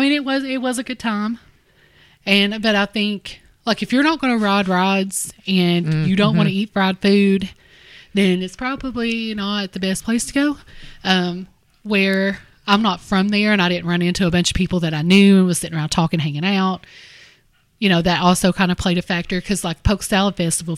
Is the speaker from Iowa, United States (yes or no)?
no; Harlan, Kentucky, United States